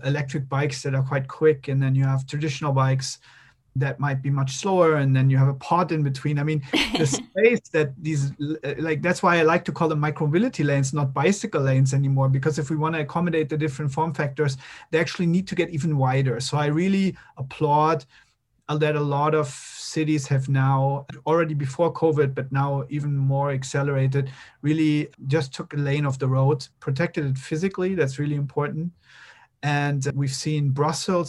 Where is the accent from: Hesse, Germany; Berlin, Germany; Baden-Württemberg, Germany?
Berlin, Germany; in Berlin, my hometown